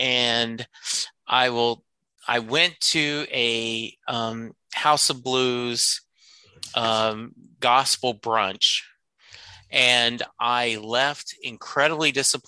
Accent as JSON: {"language": "English", "region": "Louisiana", "country": "United States", "said": "And I'm from Louisiana originally. New Orleans is one of our favorite cities to go to."}